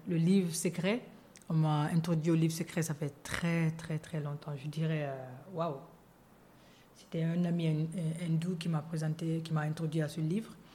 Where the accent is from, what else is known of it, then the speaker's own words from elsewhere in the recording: Guinea; moved away; also born or lived in New York; je suis guinéenne